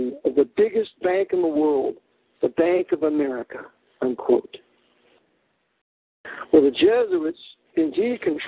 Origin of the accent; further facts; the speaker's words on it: near San Francisco, California, United States; I was raised near San Francisco